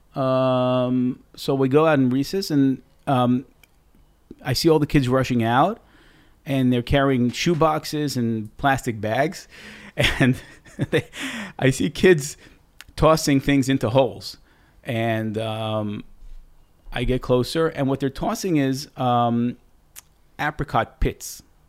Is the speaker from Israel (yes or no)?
yes; Tel Aviv, Tel Aviv District, Israel; also born or lived in New York City, United States; So I moved here in nineteen eighty-one. Uh, it was the first Lebanese war, uh, growing up in the eighties